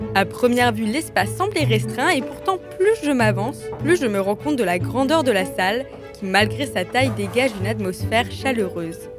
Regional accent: Strasbourg, Grand Est, France; also born or lived in Lyon; une petite Strasbourgeoise qui a passé deux ans à Lyon et qui avait bien besoin de retrouver ses racines.

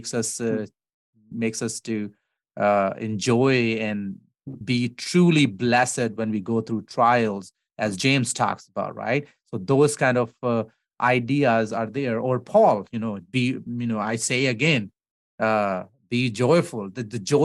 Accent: Pakistan; now in United States; I'm an American pastor first before I'm a Pakistani

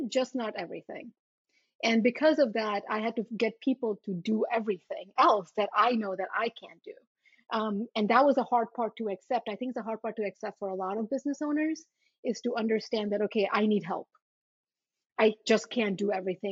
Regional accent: U.S. Virgin Islands; also born or lived in India; now in New Jersey, United States; I grew up in St. Thomas in the U.S. Virgin Islands.

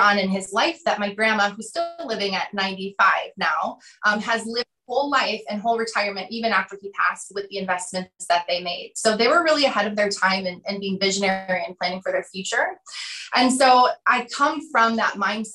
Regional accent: Wisconsin, United States; I grew up in Wisconsin in a small town.

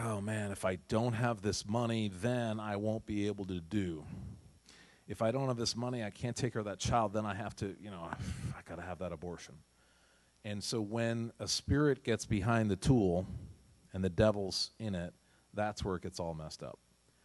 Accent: New England, United States; So we're from New England.

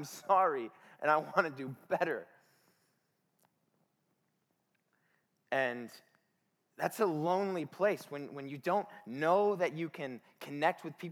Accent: Detroit, Michigan, United States; I grew up in Detroit, which by association makes me the most dangerous person in the room.

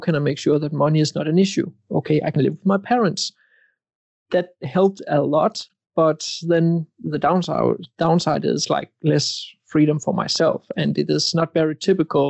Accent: Denmark; I am from Denmark

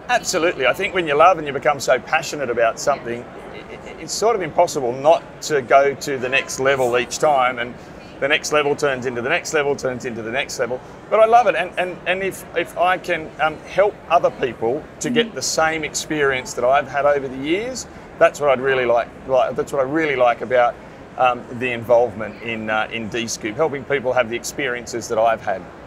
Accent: Sydney, New South Wales, Australia; I come from Sydney, Australia, where I'm a PSP, a print service provider, working in a company called Blue Star Print

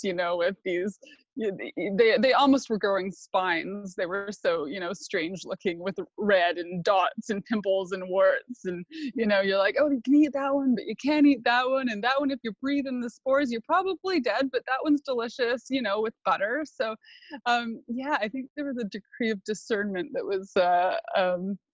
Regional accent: Sunshine Coast, British Columbia, Canada; I grew up in a farmhouse on the Sunshine Coast

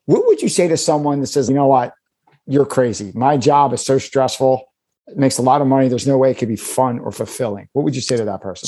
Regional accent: Philadelphia, Pennsylvania, United States; I grew up in Philadelphia. I've been here my whole life.

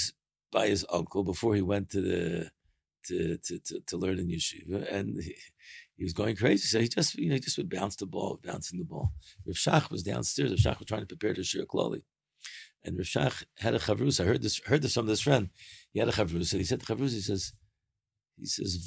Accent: Baltimore, Maryland, United States; moved away; also born or lived in Israel; I have a friend of mine who we grew up together in Baltimore

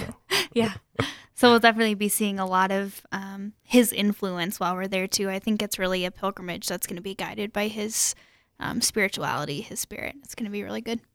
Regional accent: Sioux Falls, South Dakota, United States; I'm from Sioux Falls originally

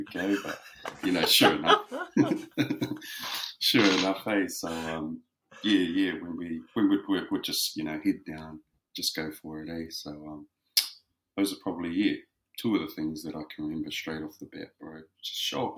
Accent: Whakakī, Hawke's Bay, New Zealand; moved away as an adult; also born or lived in Gisborne (Tairāwhiti); now in Wellington, New Zealand; Grew up back home in Whakakī. So Whakakī is where I'm from. Grew up there for the majority of my life

